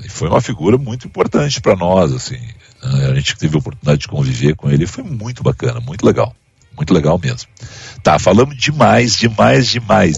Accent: Brazil; enquanto brasileiros

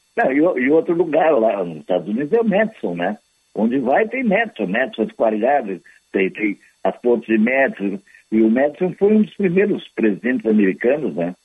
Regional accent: Porto Alegre, Rio Grande do Sul, Brazil; eu me criei aqui em Porto Alegre, no Menino Deus, pertinho da Praça Garibaldi

